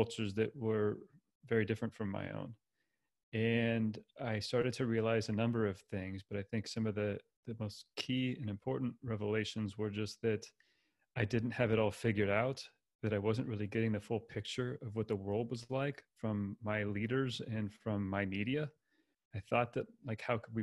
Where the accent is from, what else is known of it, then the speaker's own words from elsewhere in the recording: California, United States; moved away; I grew up in the U.S., primarily in California. That's where I was born and raised